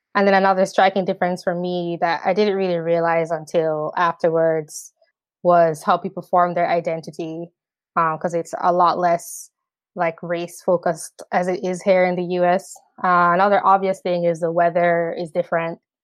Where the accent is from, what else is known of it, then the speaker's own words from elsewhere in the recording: Jamaica; moved away as an adult; also born or lived in upstate New York, United States / New York City, United States; now in United States; I am from the Caribbean island of Jamaica. Um, I lived there for seventeen years, and then I came to the U S, uh, for college in two thousand ten.